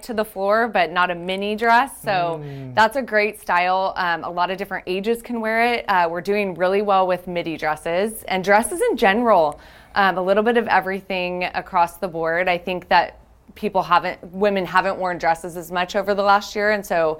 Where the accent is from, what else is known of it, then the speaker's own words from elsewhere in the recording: Bakersfield, California, United States; being born and raised in Bakersfield